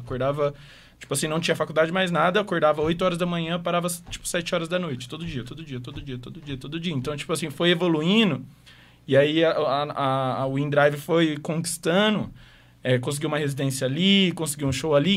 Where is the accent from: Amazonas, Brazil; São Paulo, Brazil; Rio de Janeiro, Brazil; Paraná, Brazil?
Paraná, Brazil; Maringá; moved away as an adult; now in Curitiba, Brazil; eu morei em Maringá desde sempre